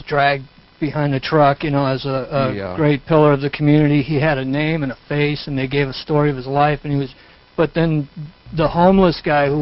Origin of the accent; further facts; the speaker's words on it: Manhattan Beach, California, United States; I grew up in Manhattan Beach